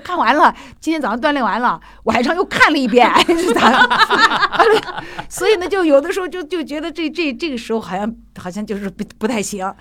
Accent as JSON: {"language": "Chinese", "town": "Xi'an", "region": "Shaanxi", "country": "China", "accent": "Northwestern accent; Shaanxi", "said": "后来我们西安人都会这样子"}